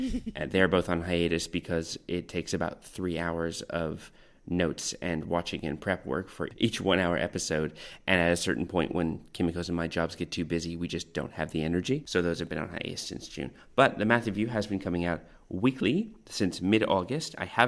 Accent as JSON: {"language": "English", "country": "Canada", "tie": "born or raised there", "also_born_or_lived": "North Vancouver", "said": "I grew up in lots and lots of places all across Canada. Mm-hmm. I was originally born in North Vancouver, Lionsgate Hospital, and both my parents were living there at the time."}